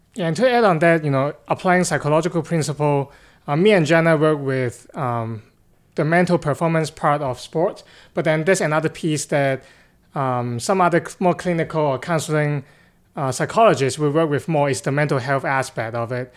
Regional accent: Hong Kong; moved away; I'm actually originally from Hong Kong, China

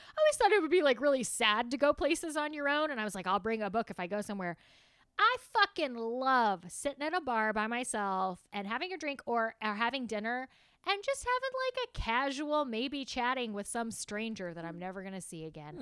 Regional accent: the South, United States; I am from the South

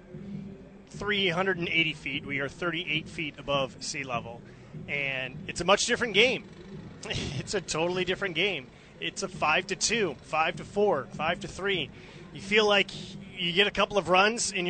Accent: Bay Area, California, United States; when I was growing up in the Bay Area

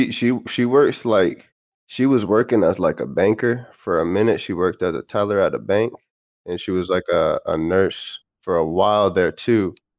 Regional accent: Maine, United States; born there; Yeah, I was born in America. I was born in Maine, like deep in Maine, like in the fucking middle of nowhere type of shit in the woods, bro.

